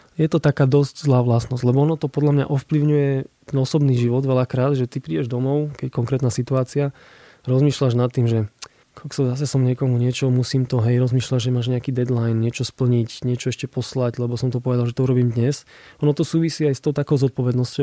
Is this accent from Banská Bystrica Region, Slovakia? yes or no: no; Košice, Košice Region, Slovakia; som z Košic, tak ja tam mám kopec pekných spomienok aj miest, kde sa rád vraciam